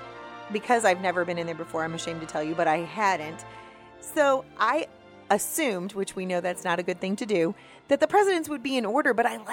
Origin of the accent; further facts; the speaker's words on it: United States; as an American